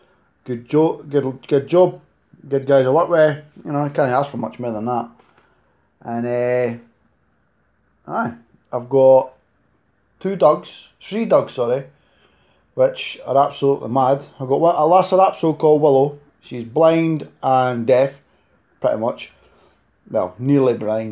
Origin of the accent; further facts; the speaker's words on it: Scotland, United Kingdom; accent: Scottish; Live in Scotland